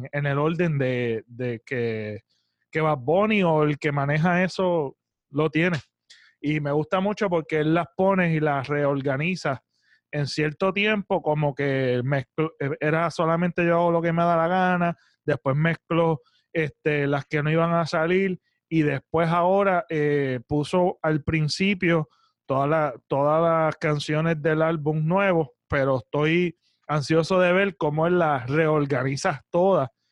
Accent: Puerto Rico; me siento orgulloso, mano, de ser boricua

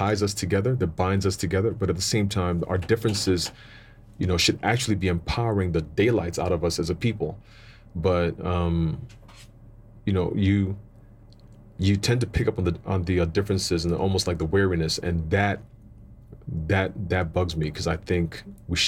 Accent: Cape Coast, Central Region, Ghana; now in South Africa; born in Ghana, Cape Coast, to two Ghanaian parents

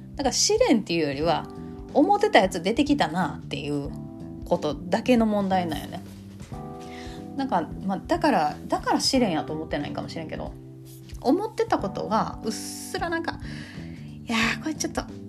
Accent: Kansai, Japan; accent: Kansai dialect

